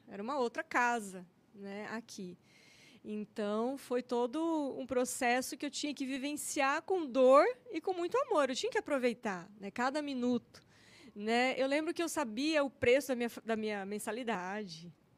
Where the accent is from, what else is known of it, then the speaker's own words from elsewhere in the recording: Porto dos Gaúchos, Mato Grosso, Brazil; also born or lived in São Paulo; now in Cuiabá, Brazil; Eu nasci em São Paulo, minha família, meus parentes, todos é de São Paulo, mas meu pai e minha mãe vieram para cá, para o Mato Grosso. Eu tinha dois aninhos de idade, então eu sou mato-grossense.